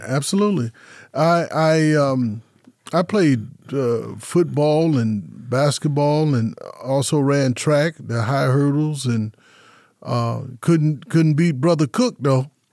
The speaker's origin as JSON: {"language": "English", "town": "Las Vegas", "region": "Nevada", "country": "United States", "tie": "born or raised there", "said": "born and raised in Las Vegas, nineteen fifty-two"}